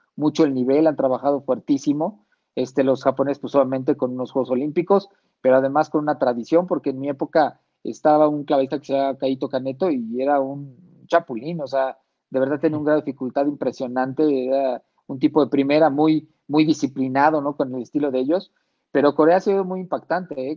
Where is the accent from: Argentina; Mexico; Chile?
Mexico